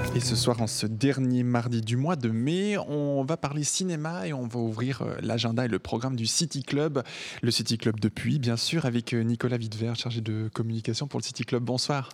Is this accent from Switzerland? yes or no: yes; Switzerland; ici, chez nous en Suisse